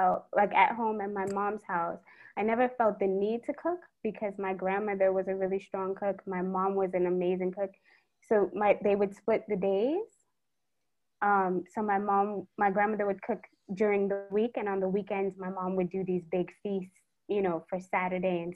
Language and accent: English; New York City, New York, United States; moved away as an adult; also born or lived in Washington, D.C.; now in Trinidad and Tobago; I was born and raised in Brooklyn to Trini parents